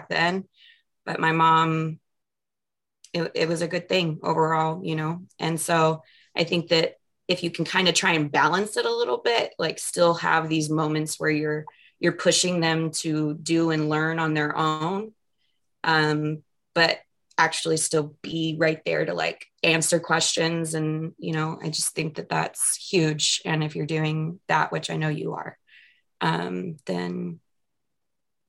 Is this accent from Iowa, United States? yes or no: no; Mesa, Arizona, United States; the neighborhood that I grew up in Mesa